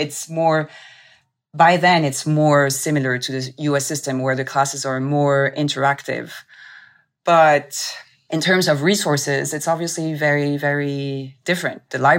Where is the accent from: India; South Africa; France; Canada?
France; also born or lived in Tokyo, Japan / Lebanon; In short, I was raised partially in France, in Tokyo, Japan, and Lebanon in the Middle East, and went back to France for law school.